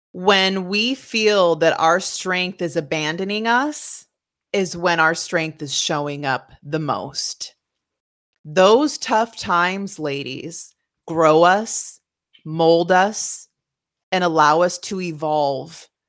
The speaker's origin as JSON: {"language": "English", "region": "West Coast", "country": "United States", "tie": "born or raised there", "moved": "yes", "said": "I grew up on the West Coast"}